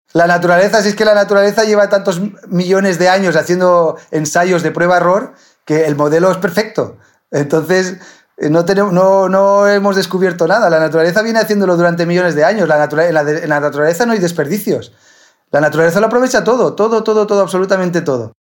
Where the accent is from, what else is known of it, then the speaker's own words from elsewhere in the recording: Villarreal, Valencian Community, Spain; moved away as an adult; now in Murcia, Spain; cuando vivía con mis padres, pues vivíamos en el campo. Vivíamos en el campo, en, en Villarreal